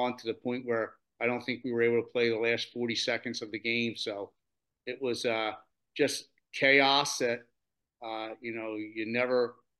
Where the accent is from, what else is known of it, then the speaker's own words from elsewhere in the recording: Delaware County, Pennsylvania, United States; I'm from Delaware County, Pennsylvania